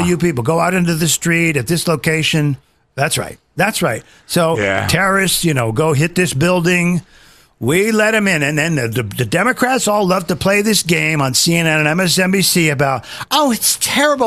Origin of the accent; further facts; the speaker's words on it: United Kingdom; I'm British